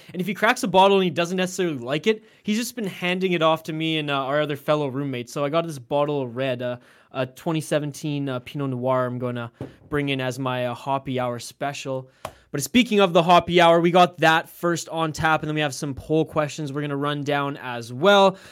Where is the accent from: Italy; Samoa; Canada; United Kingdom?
Canada; being Canadian